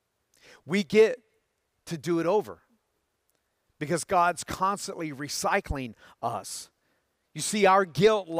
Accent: Tennessee, United States; Growing up in Tennessee, all of the neighborhood boys would come over to my house after school.

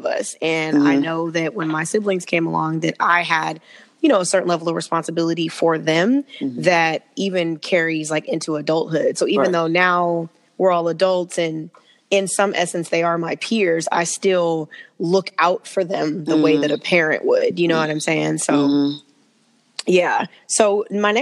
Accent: Southern California, United States; I was born and raised in Southern California and have lived all over the country and then always find my way back here

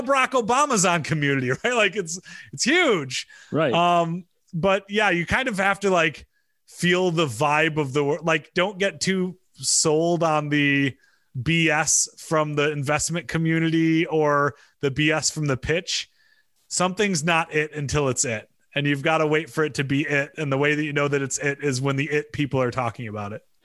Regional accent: Michigan, United States; moved away; I grew up in Michigan

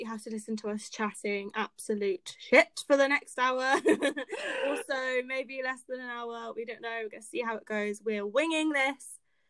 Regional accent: Bournemouth, South West England, United Kingdom; we are from the UK. We're both Brits. I'm from Bournemouth in the south.

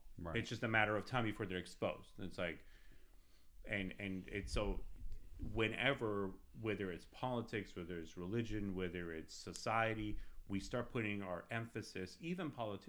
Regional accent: California, United States; now in Texas, United States; I'm an ex, you know, Californian, right? Like, I came from California, I'm here now.

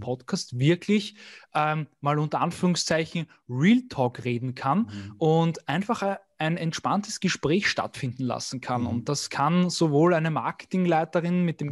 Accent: Vienna, Austria; bin aus Wien

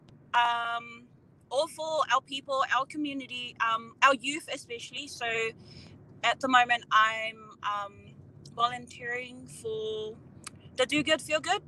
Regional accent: Auckland, New Zealand; I am from Otara, bred in the home of the Braves. Pretty much all my schooling, graduated and everything in Otara as well.

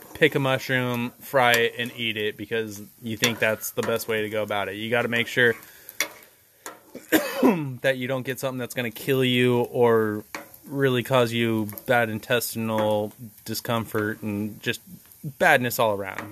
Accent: Pacific Northwest, United States; we're coastal culture, and we come from the Pacific Northwest.

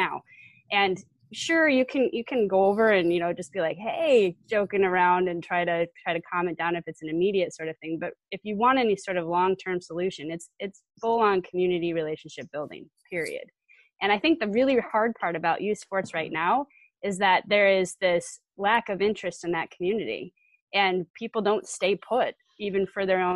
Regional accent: Colorado, United States; now in Wisconsin, United States; I'm from Colorado originally, but we live in Wisconsin

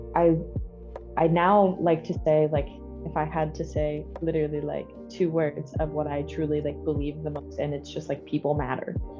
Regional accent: Ohio, United States; moved away as an adult; also born or lived in Kentucky; now in Jackson, United States; I'm originally from Ohio

